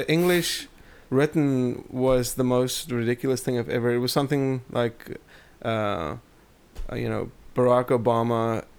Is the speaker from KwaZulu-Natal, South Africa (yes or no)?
no; Port Elizabeth, Eastern Cape, South Africa; also born or lived in Namibia; Port Elizabeth. I was born in Port Elizabeth, but I lived all over South Africa. Lived in Namibia as well, in Windhoek, which is another country.